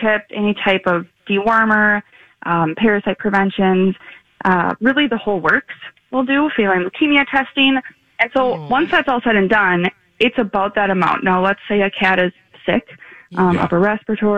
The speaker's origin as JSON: {"language": "English", "town": "Princeton", "region": "Minnesota", "country": "United States", "said": "I'm from Princeton, so it's kind of a small town"}